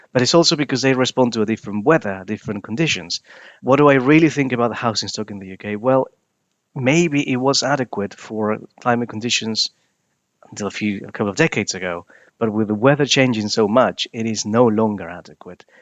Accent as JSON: {"language": "English", "country": "Peru", "tie": "born or raised there", "moved": "as an adult", "lives_now": "United Kingdom", "said": "I was born in Peru. I moved to the U K in two thousand and nine."}